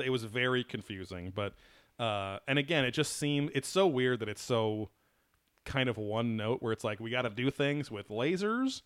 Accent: Orange County, California, United States; also born or lived in Long Beach; I grew up in Orange County

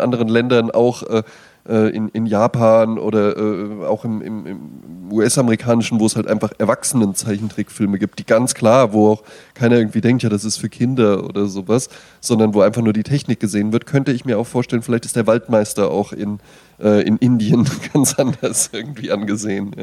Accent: Germany; moved away; in Bonn-Baden, wo ich herkomme

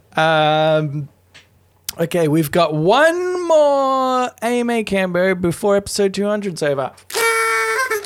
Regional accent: Australia; Two Australian guys

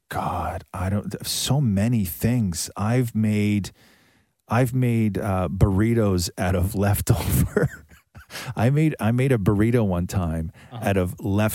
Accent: Acton, Ontario, Canada; growing up in Acton

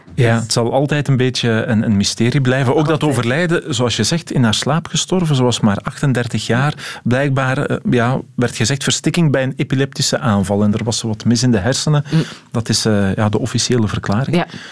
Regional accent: Belgium; wij als Belgen

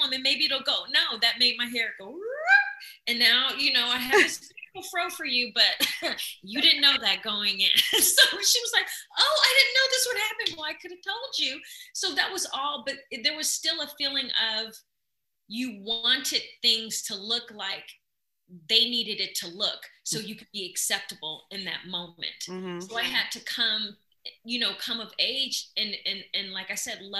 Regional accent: Midwest, United States; I come from the Midwest where grandma have you in the kitchen

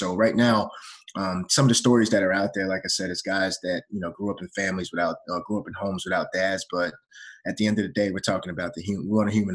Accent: United States; my brother and I as young men growing up in America

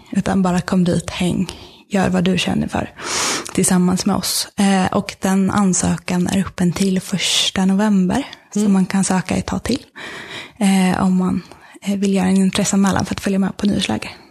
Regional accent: Sweden

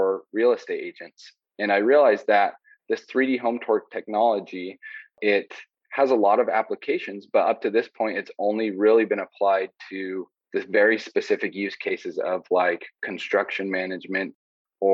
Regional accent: Southern Utah, United States; I grew up in Southern Utah

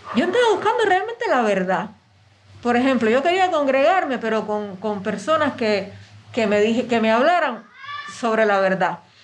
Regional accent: Camagüey, Cuba; moved away as an adult; now in Havana, Cuba; yo soy de Camagüey, entonces yo vine acá a La Habana

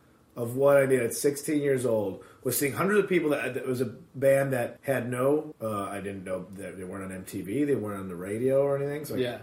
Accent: Addison, Illinois, United States; Chicagoland area, suburbs.

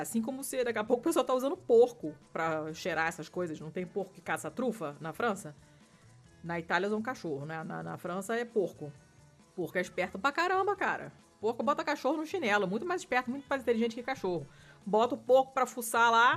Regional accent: Rio de Janeiro, Brazil; o apartamento onde eu cresci, no Rio, que era o décimo andar

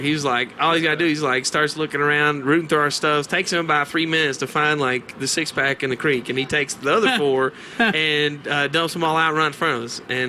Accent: Kentucky, United States; moved away; I originally grew up in Kentucky.

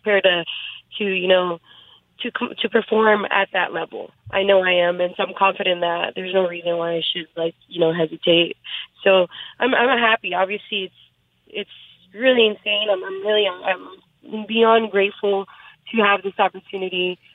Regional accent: San Jose, California, United States; I was born and raised in San Jose, which is about two hours south of Sacramento

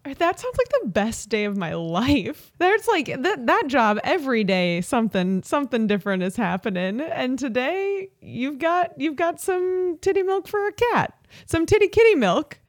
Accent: Chicago suburbs, Illinois, United States; we're both from the Chicago suburbs

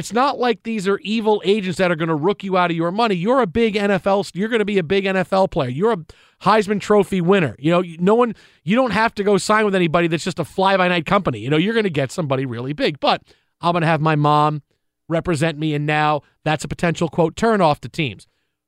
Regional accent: Philadelphia, Pennsylvania, United States; accent: Philadelphia; Because my Pennsylvania accent, my Philadelphia accent, that's exactly how people talk, and they don't believe

